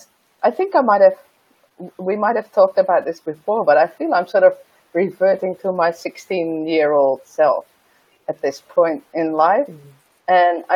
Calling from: Netherlands; I'm calling in from the Netherlands, so from Europe.

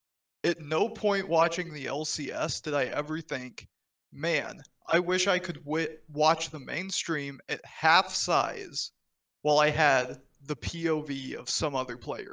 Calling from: Seattle, Washington, United States; Still Seattle, Travis.

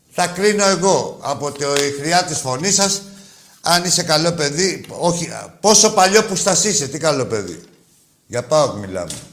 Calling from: Thessaloniki, Central Macedonia, Greece; από Θεσσαλονίκη.

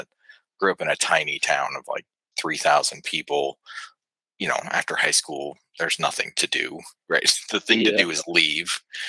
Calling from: Huntsville, Alabama, United States; So I'm calling from Huntsville, Alabama. It's actually a little suburb outside of it.

